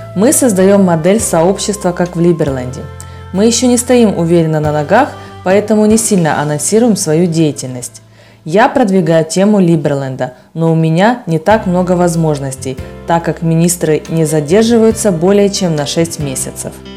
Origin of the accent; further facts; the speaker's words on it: Dublin, Ireland; also born or lived in Germany; now in Panama; вырос в Дублине, в маленьком городке